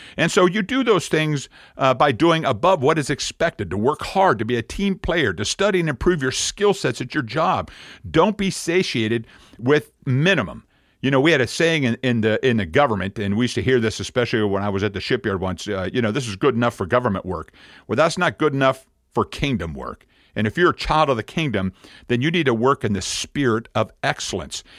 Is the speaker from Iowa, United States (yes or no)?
no; Pennsylvania, United States; moved away as an adult; we're from Pennsylvania